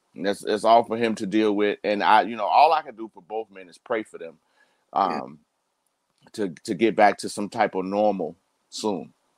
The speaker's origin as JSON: {"language": "English", "country": "United States", "said": "we as African American men"}